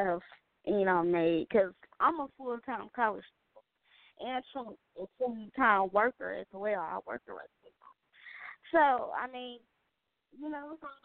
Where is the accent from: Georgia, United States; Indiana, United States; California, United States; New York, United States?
Indiana, United States; I was raised in Indiana